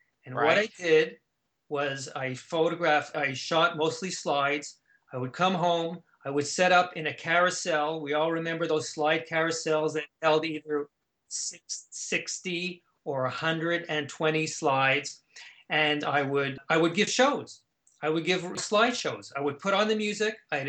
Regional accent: Canada; Growing up in Canada, we were exposed to the same type of folk music.

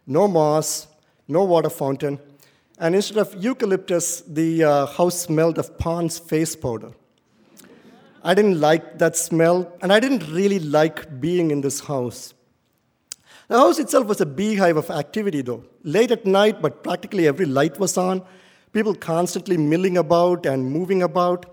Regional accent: India; moved away as an adult; now in United States; growing up in India was indeed difficult

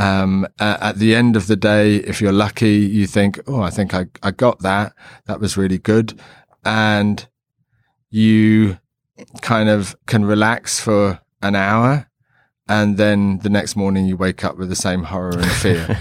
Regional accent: London, United Kingdom; growing up in London in, like, the seventies

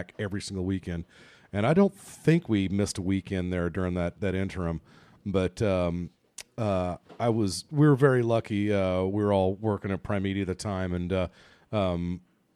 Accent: Ireland; as an Irishman

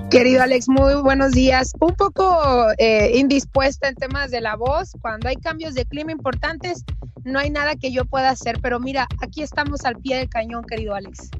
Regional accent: Sonora, Mexico

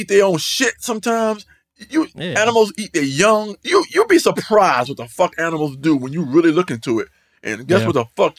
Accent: North Carolina, United States; Like, I'm from North Carolina, man. I done tried it all, bro.

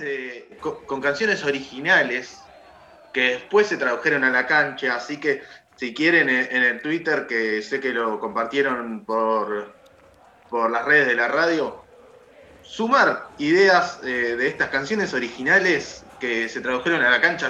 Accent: La Plata, Buenos Aires Province, Argentina; yo soy de La Plata, la bombonera no me queda tan lejos

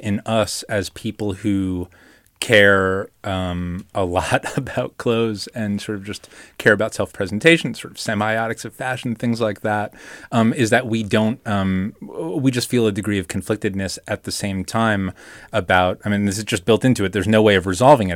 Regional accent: New York, United States; I grew up in New York and, uh, you know, a teenager in the nineties.

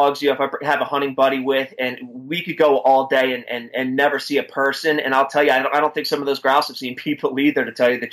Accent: East Coast, United States; accent: East Coast; moved away; also born or lived in Pennsylvania; I'm originally an East Coaster, so you know, I grew up pheasant hunting in New Jersey and Pennsylvania

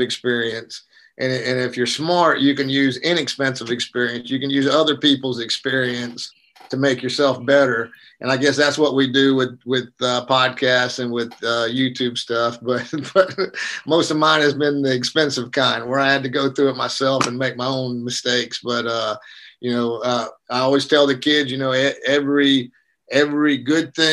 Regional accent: South Georgia, United States; now in North Carolina, United States; I was raised in South Georgia

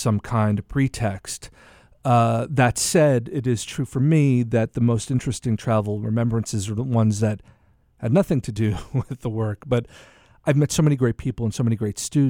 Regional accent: United States; also born or lived in Italy; as an American traveling

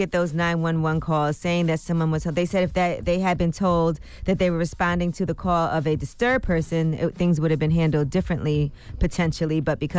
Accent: Brooklyn, New York, United States; I'm from Brooklyn, and that's a pretty busy corner.

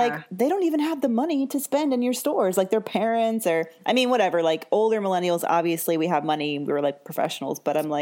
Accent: the South, United States; I'm from the South

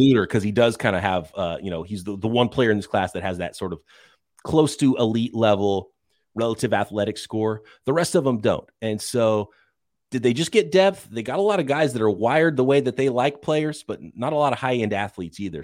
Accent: San Francisco, California, United States; my hometown, San Francisco

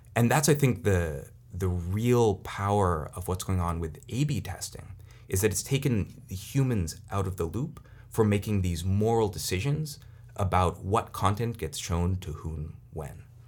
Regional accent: Silicon Valley, California, United States; I'm from Silicon Valley

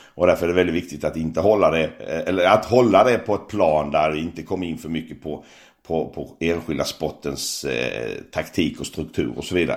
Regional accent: Växjö, Kronoberg County, Sweden; jag är ju uppvuxen i Växjö, smålänning

